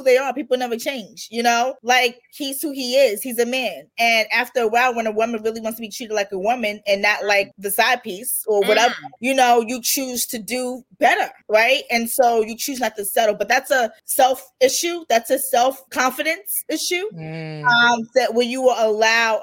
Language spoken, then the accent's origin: English; New York, United States; I'm from New York